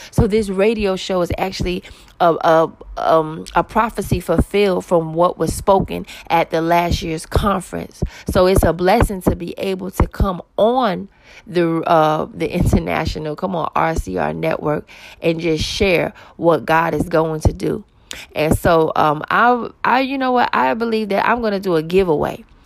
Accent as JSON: {"language": "English", "town": "New York City", "region": "New York", "country": "United States", "said": "I'm originally from Queens, New York"}